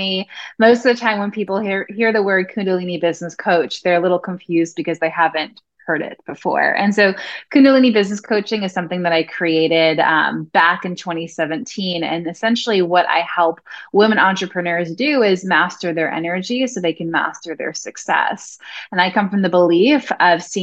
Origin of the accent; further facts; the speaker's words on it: New York, United States; I'm originally from New York